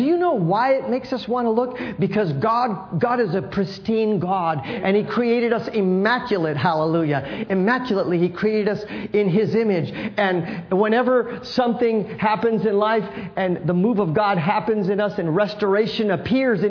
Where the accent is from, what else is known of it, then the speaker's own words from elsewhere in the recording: San Francisco, California, United States; I grew up in San Francisco